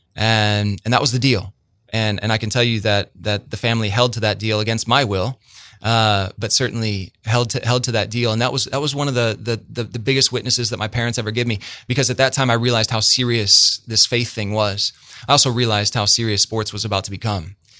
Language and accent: English; Bloomington, Illinois, United States; I'm from Bloomington, man, and there's there's a huge difference for those of us who live in this town.